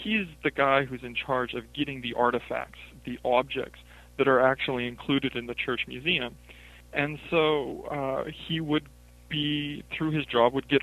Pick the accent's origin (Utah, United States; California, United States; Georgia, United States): Utah, United States; Salt Lake City; moved away as an adult; now in Williamsburg, United States; I live in Virginia now. I live in Williamsburg, Virginia, but I grew up in Salt Lake City, Utah